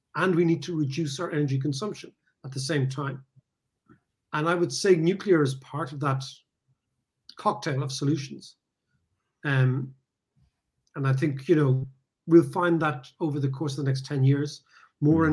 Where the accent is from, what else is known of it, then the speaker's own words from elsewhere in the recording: Ireland; also born or lived in London; as an Irish person